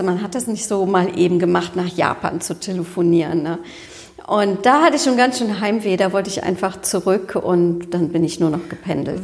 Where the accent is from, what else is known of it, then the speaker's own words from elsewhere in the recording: Cologne, North Rhine-Westphalia, Germany; ich bin ja Kölnerin